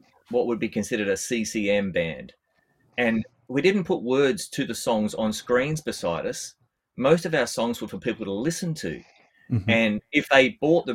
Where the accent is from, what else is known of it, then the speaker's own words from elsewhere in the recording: Australia; I'm an Australian bass player